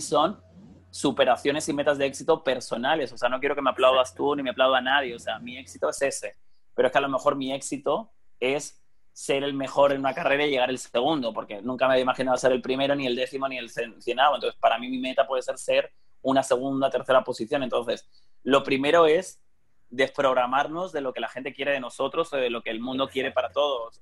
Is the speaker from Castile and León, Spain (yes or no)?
no; Elche, Valencian Community, Spain; moved away as an adult; Valencia y está Alicante y Elche, que es de donde yo soy